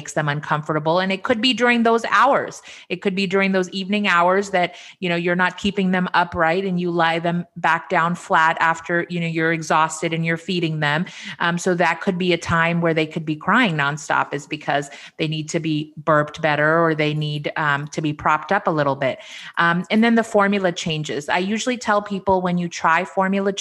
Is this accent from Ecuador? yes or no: no; India; I'm Indian.